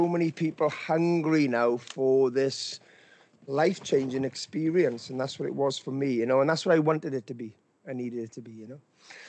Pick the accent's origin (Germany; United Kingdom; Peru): United Kingdom; Wales; I'm from Wales in the UK